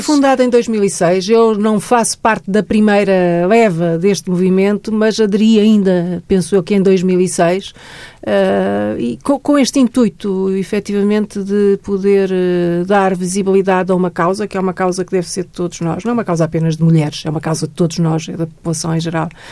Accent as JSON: {"language": "Portuguese", "town": "Santarém", "country": "Portugal", "tie": "born or raised there", "said": "Eu, eu sou de Santarém, vivi em Santarém quando era miúda"}